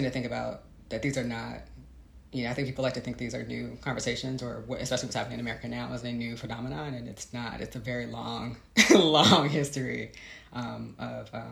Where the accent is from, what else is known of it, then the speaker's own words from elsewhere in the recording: Chicago, Illinois, United States; moved away as an adult; also born or lived in Texas; I grew up in Chicago.